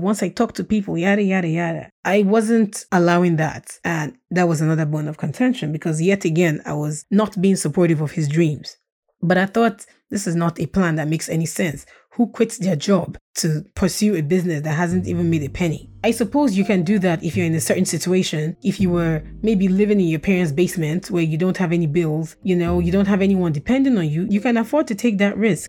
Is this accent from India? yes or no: no; Nigeria; first language Russian; English is a second language; also born or lived in Saint Petersburg, Russia; now in Baltimore, United States; Growing up in Nigeria